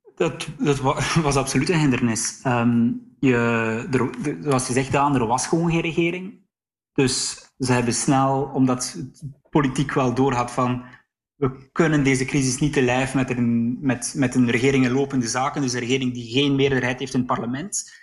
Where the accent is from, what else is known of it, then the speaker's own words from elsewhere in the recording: near Sluis, on the Dutch border, Flanders, Belgium; Ik ben zelf opgegroeid aan de Nederlandse grens in de buurt van Sluis